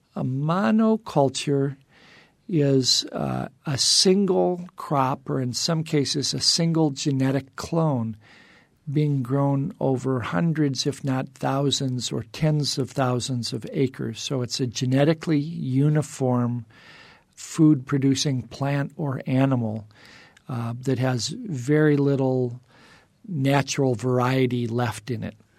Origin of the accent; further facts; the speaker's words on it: Indiana Dunes, United States; now in Arizona, United States; I grew up in the Indiana dunes